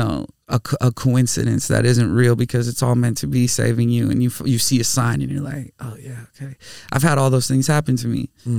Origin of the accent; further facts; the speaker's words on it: Bloomington, Minnesota, United States; I grew up in Bloomington, Minnesota.